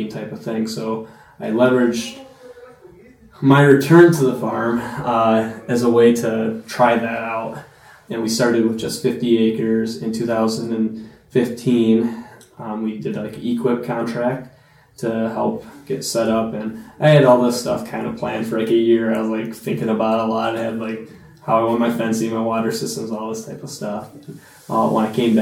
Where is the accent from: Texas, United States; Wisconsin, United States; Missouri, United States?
Wisconsin, United States; Monticello; also born or lived in Wausau, Wisconsin / Stevens Point, Wisconsin; I grew up in the community in Monticello